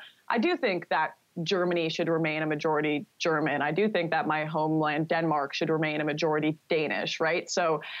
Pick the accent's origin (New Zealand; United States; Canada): Canada; Vancouver, British Columbia; my hometown of Vancouver